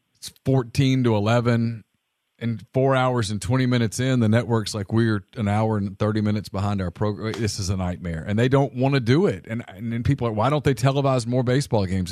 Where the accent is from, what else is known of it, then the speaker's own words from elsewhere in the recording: Ruston, Louisiana, United States; I grew up in Ruston, Louisiana in the eighties